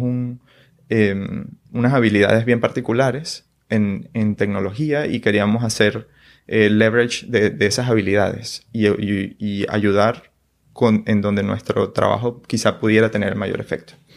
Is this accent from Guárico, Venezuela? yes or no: yes; San Juan de los Morros, Guárico, Venezuela; now in San Francisco, United States; Yo soy de Venezuela, de San Juan de los Morros.